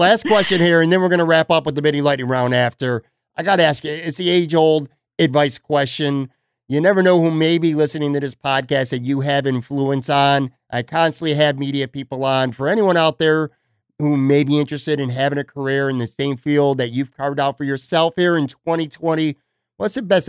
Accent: Buffalo, New York, United States; I grew up in Buffalo on the West Side.

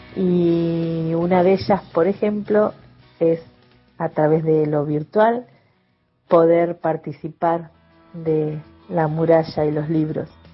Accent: Chasicó, Buenos Aires Province, Argentina; Nací en Chacicó, un pueblito, una zona rural cerca de Bahía Blanca

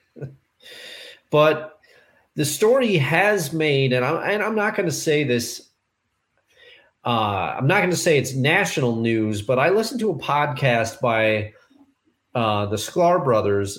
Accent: Albany, New York, United States; my hometown

